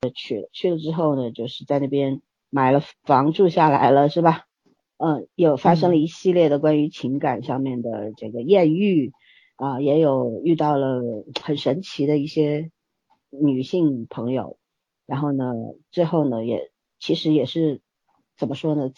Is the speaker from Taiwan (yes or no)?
no; China; 尤其我们中国人啊，现在长期处在一个十分焦虑的状态底下